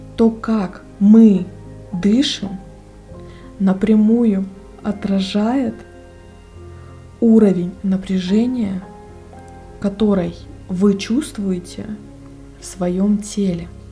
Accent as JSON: {"language": "Russian", "region": "Russian Far East", "country": "Russia", "said": "я с Дальнего Востока"}